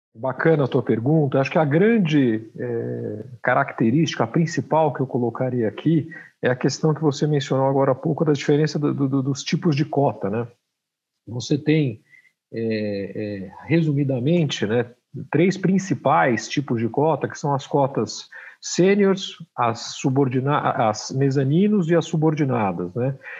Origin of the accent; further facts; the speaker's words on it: Brazil; como brasileiros aqui, que a gente já passou todo tipo de crise